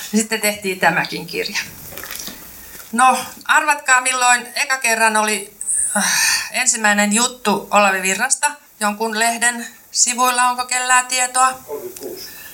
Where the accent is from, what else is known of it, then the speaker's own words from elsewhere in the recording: Kymenlaakso, Finland; accent: Kymenlaakso; also born or lived in Turku; now in Lahti, Finland; en mä mikään lahtelainen ole, enkä ole hesalainenkaan, vaan olen kymenlaaksolainen ja puhun sitten vähän sinne Kymenlaakson suuntaan